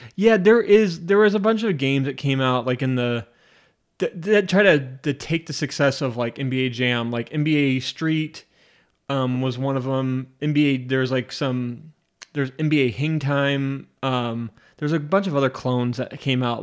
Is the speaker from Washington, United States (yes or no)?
yes; Spokane, Washington, United States; I'm from Spokane, Washington